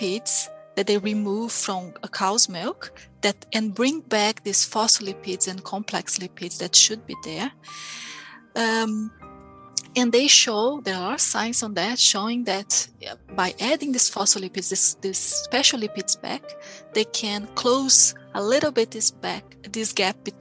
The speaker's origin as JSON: {"language": "English", "country": "Brazil", "moved": "yes", "lives_now": "New Zealand", "said": "I came from Brazil, it's a huge country"}